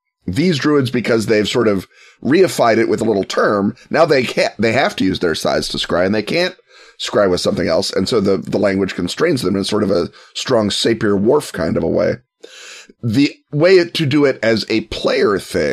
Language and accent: English; United States; I'm the American one